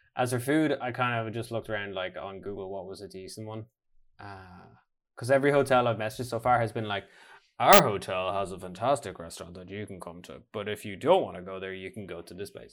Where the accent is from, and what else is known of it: Ireland; now in Norway